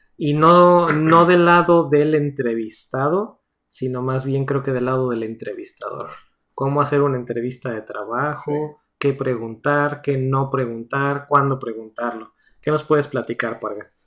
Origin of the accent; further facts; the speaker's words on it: Mexico; moved away as an adult; now in United States; los dos somos de México